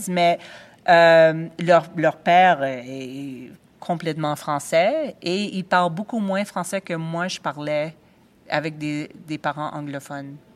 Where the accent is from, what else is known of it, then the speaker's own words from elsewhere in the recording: Mount Royal, Quebec, Canada; J'ai grandi à Ville-Mont-Royal et j'étais à l'école française depuis je veux dire, depuis le maternel.